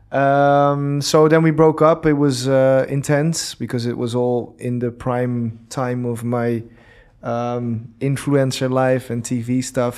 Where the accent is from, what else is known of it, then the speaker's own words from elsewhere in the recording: Amsterdam, North Holland, Netherlands; moved away as an adult; now in Dubai, United Arab Emirates; I'm from Amsterdam. We both lived in Amsterdam before.